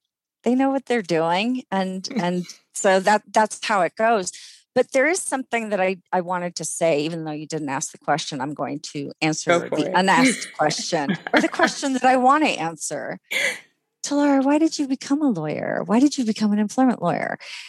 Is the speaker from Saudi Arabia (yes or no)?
yes; Saudi Arabia; I grew up in the Middle East where discrimination was not only not unlawful, it was the law. My parents' ID cards in Saudi Arabia had their religion and their national origin.